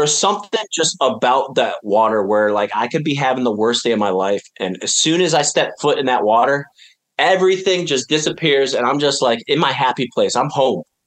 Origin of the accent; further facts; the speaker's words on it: upstate New York, United States; we lived on top of a mountain in upstate New York